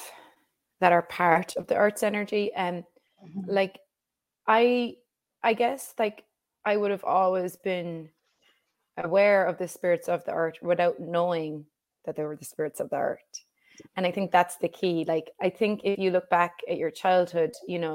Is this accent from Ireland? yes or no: yes; Ireland; growing up in Ireland, we would just be outside all day long